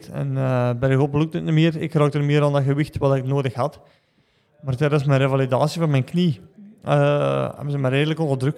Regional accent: Belgium; Dus uh, weet bij als Belg dat zo van, ja

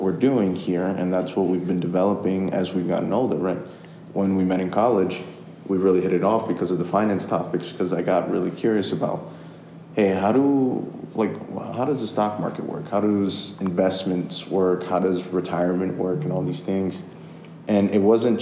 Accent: New York, United States; I was born in New York

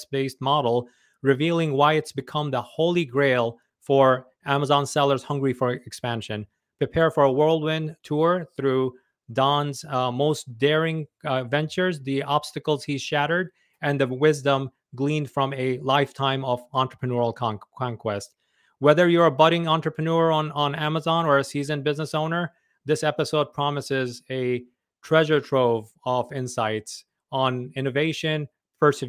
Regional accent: New York City, New York, United States; now in Suffolk County, United States; grew up in Queens

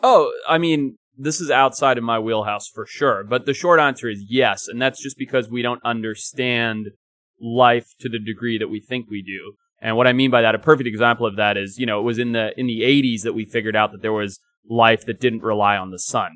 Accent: Zimbabwe; moved away; growing up in Zimbabwe

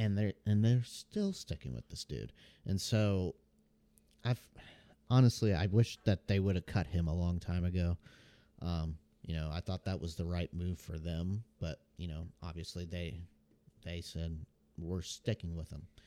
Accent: Memphis, Tennessee, United States; I was born in Memphis, Tennessee

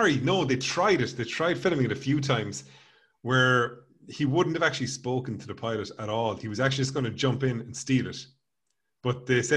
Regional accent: Ireland; us being Irish people

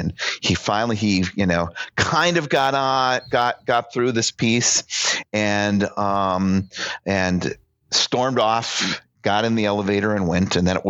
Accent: United States; I am so unproud to call myself an American.

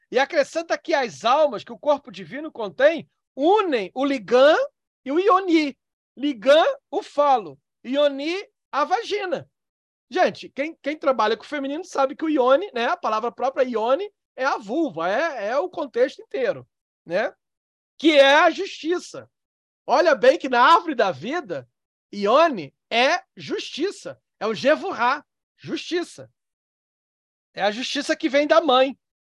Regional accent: Northeast Region, Brazil; Eu sou nordestino. Lá no Nordeste, eu, onde eu fui criado

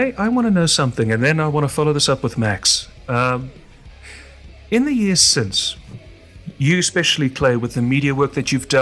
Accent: Johannesburg, Gauteng, South Africa; where I'm from Johannesburg, which is the second biggest populous in South Africa

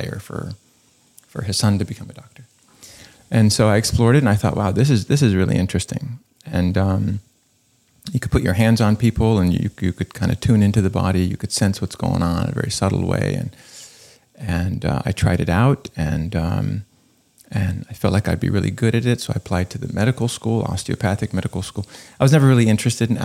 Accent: Florida, United States; now in Los Angeles, United States; I grew up in Florida

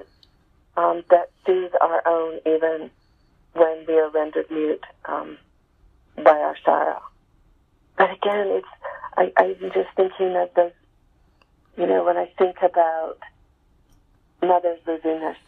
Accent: Salt Lake City, Utah, United States; we were growing up in Salt Lake City, you know, Mormon family

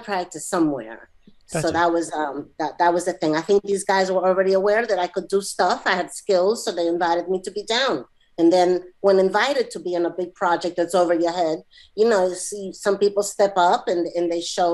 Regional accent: New York City, New York, United States; I'm from New York City, and specifically I'm from Queens

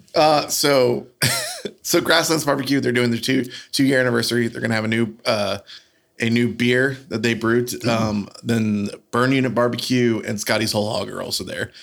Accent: the South, United States; I'm from the South. I'm going to pronounce every every uh, every vowel as hard

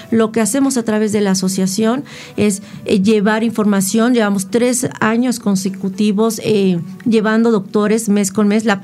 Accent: Mexico City, Mexico; Entonces yo soy de la Ciudad de México

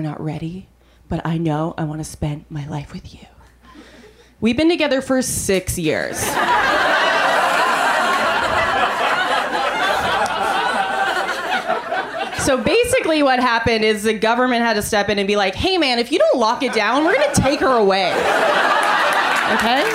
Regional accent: Canada; now in United States; I'm from Canada

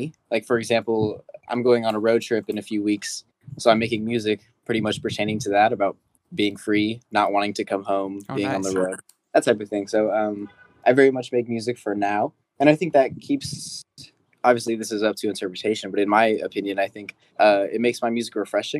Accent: San Jose, California, United States; I'm from San Jose, California.

